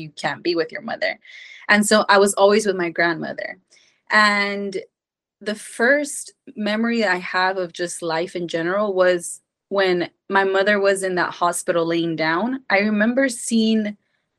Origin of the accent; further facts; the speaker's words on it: Mexico; I was born and raised in Mexico.